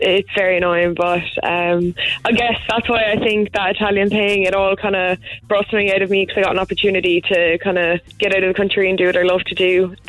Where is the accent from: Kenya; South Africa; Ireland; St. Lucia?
Ireland; Ballincollig, Munster; I'm from Ballincollig.